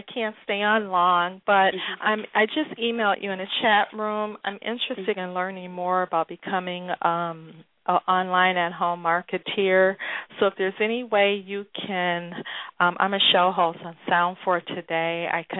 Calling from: Memphis, Tennessee, United States; I'm calling from the Memphis, Tennessee area.

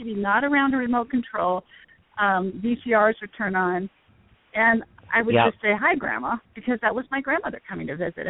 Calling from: Denver, Colorado, United States

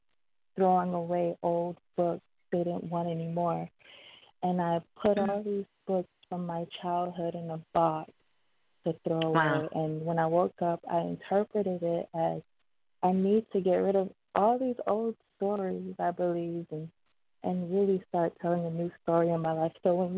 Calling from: Miami, Florida, United States; I'm calling from Miami.

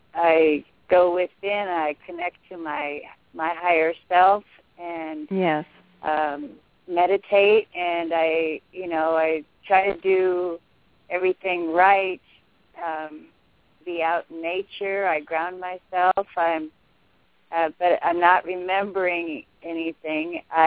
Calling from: Golden, Missouri, United States; I'm from Golden, Missouri.

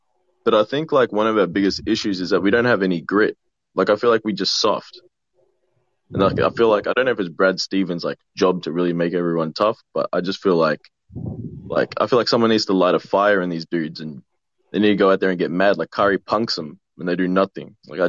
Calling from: Melbourne, Victoria, Australia; Yeah, I am. I'm coming from Melbourne, and I'm new to this locker room experience.

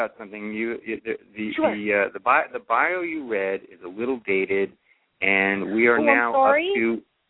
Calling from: San Francisco, California, United States; I'm in San Francisco, sunny, beautiful San Francisco.

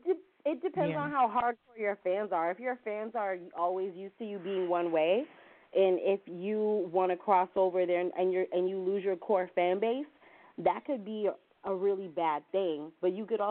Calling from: Williamsburg, Virginia, United States; I'm calling from Williamsburg, Virginia.

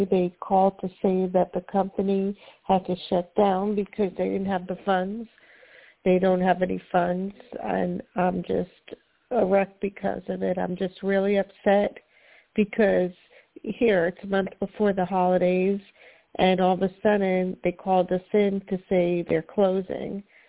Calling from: Florida, United States; I'm calling from Florida.

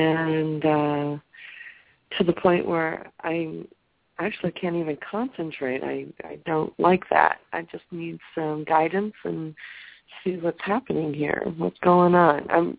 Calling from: California, United States

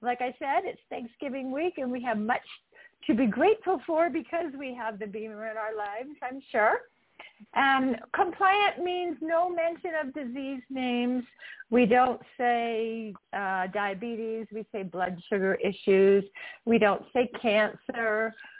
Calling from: Utah, United States; As I said, I'm calling in from Utah.

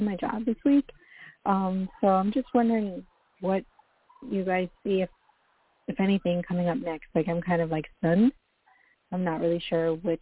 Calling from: Florida, United States; I'm calling from Florida

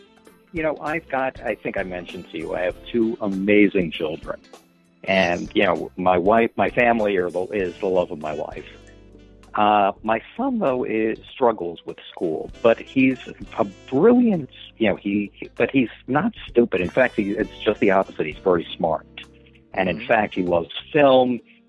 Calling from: Scarsdale, New York, United States; I'm calling you from Scarsdale, New York.

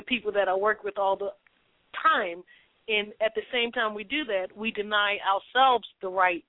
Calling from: California, United States; I'm calling out from California.

